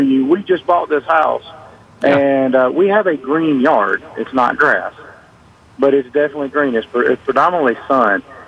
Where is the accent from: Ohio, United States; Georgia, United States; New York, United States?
Georgia, United States; Athens; now in Dahlonega, United States; I grew up in the Athens area